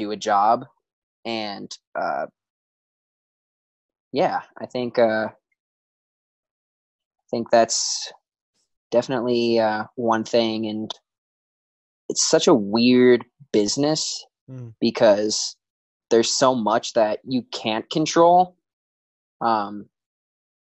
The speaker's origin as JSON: {"language": "English", "town": "Chicago", "region": "Illinois", "country": "United States", "tie": "born or raised there", "said": "growing up in Chicago"}